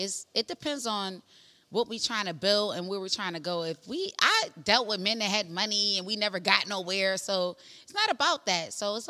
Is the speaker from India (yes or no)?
no; Guyana; I'm from Guyana, girl.